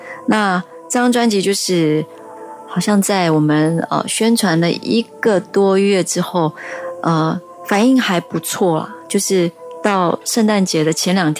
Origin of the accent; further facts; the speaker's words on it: Kaohsiung, Taiwan; 对我是高雄人。